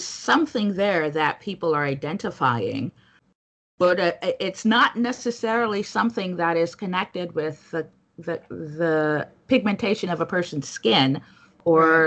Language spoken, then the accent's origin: English; New York City, New York, United States; I come from a West Indian background myself and grew up in New York City, went to school in the Northeast, live in the Northeast